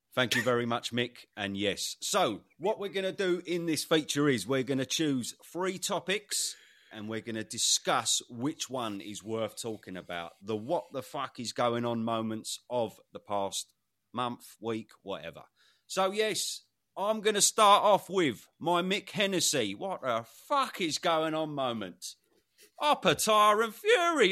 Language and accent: English; United Kingdom; as a Brit